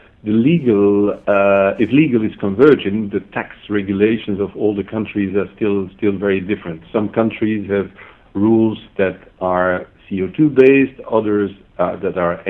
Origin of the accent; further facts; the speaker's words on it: Belgium; moved away as an adult; also born or lived in Stuttgart; I started up with Mercedes-Benz in my home country in Belgium